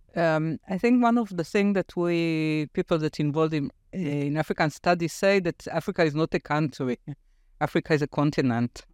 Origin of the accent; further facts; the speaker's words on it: Afula, Northern District, Israel; English is a second language; moved away as an adult; also born or lived in Tel Aviv, Israel; my hometown, Afula